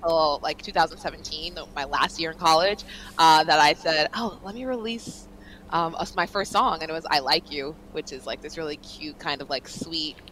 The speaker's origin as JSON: {"language": "English", "area": "Long Island", "region": "New York", "country": "United States", "tie": "born or raised there", "said": "I grew up on Long Island"}